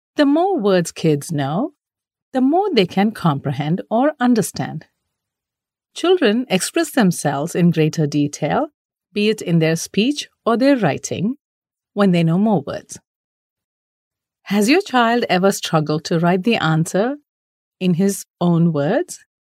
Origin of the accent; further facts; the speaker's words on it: India; we Indian parents